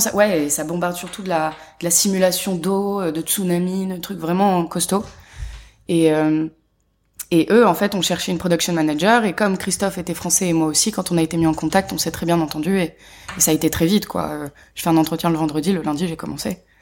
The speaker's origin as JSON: {"language": "French", "town": "Paris", "region": "Île-de-France", "country": "France", "tie": "born or raised there", "said": "je suis née à Paris. J'ai grandi à Paris"}